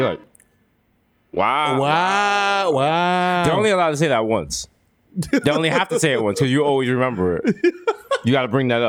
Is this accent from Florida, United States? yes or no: no; New York City, New York, United States; we're from the Bronx